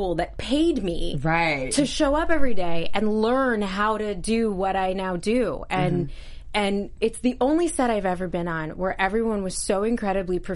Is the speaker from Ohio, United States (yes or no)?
yes; Ashtabula, Ohio, United States; born or raised there; moved away